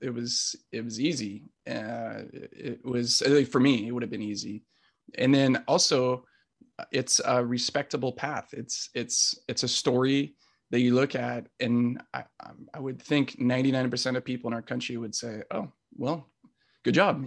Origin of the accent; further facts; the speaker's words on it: South Orange County, California, United States; I grew up in South Orange County